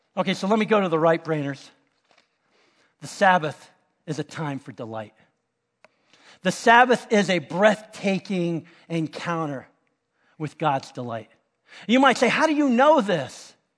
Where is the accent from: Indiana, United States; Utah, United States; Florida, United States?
Florida, United States; Miami; we're from Miami